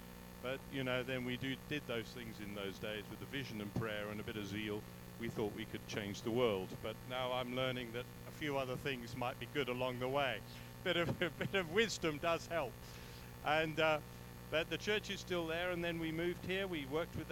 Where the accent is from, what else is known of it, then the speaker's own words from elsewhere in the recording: England, United Kingdom; moved away as an adult; now in South Africa; I was brought up in England